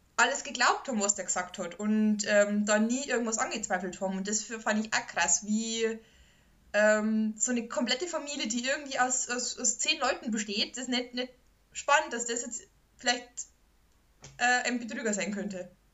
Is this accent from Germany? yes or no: yes; Bavaria, Germany; moved away; in meinem Ort, wo ich groß geworden bin